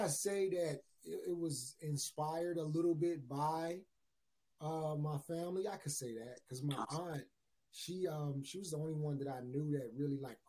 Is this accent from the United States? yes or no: yes; Chicago, Illinois, United States; I'm from Chicago, Illinois.